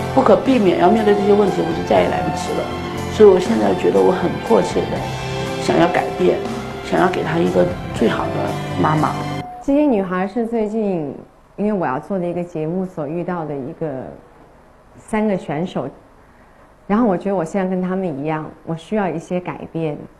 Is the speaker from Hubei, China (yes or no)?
no; Shaoxing, Zhejiang, China; 我是上学人嘛，乡音改不掉